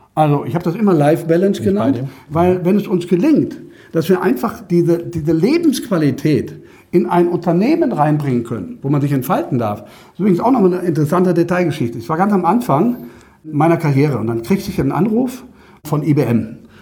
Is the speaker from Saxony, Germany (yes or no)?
no; Düsseldorf, North Rhine-Westphalia, Germany; ich komme aus Düsseldorf